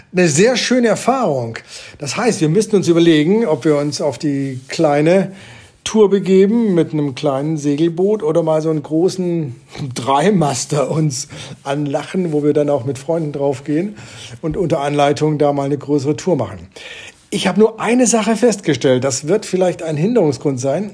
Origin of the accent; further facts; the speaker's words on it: Germany; moved away; Ich bin ein Kind des Bodensees